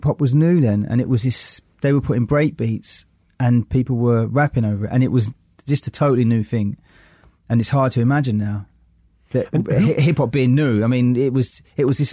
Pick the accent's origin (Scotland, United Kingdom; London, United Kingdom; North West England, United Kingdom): London, United Kingdom; I came from Forest Gate in East London